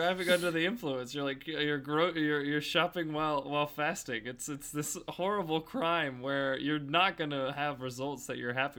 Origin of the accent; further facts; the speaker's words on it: Houston, Texas, United States; so growing up in Houston, like, we would always have, like, a big table for anyone who might come over.